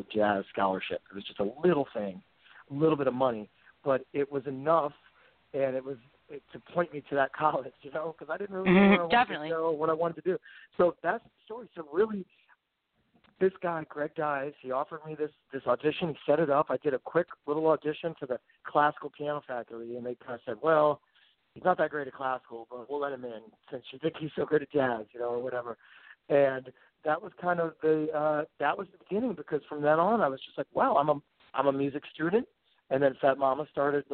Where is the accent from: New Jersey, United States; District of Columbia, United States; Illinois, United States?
District of Columbia, United States; Washington; also born or lived in Nashville, Tennessee; I grew up in the Washington, D.C. area. We also lived in Nashville a little bit